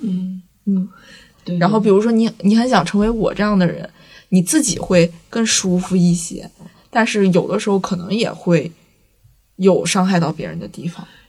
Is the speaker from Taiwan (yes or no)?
no; Northeast China, China; 在座是不是只有我一个东北人